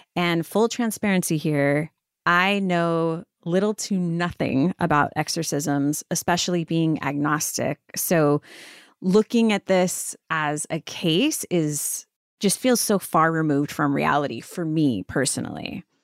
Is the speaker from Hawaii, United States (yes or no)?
yes; Honolulu, Hawaii, United States; I am born and raised in Honolulu